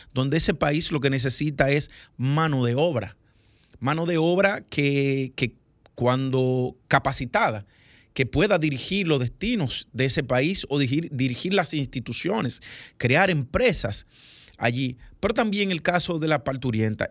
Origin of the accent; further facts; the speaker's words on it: Dominican Republic; como dominicanos